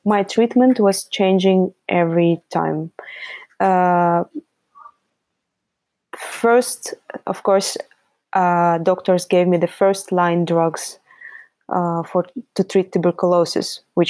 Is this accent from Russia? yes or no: yes; Russia; I am an artist and I come from Russia